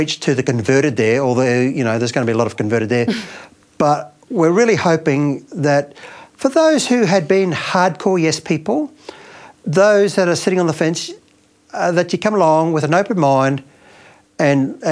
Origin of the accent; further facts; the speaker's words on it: Brisbane, Queensland, Australia; my hometown of Brisbane.